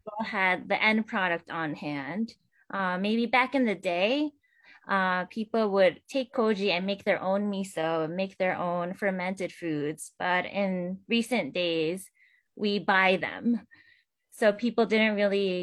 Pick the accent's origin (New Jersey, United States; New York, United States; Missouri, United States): New York, United States; I'm born and raised in New York State, but my background is Japanese